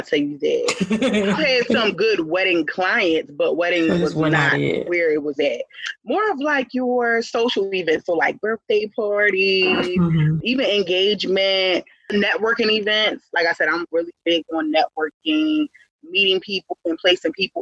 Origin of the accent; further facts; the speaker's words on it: Philadelphia, Pennsylvania, United States; I'm from Philadelphia